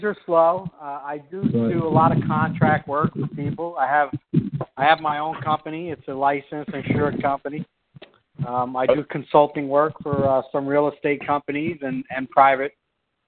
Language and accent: English; New York, United States; now in Philadelphia, United States; I'm originally from New York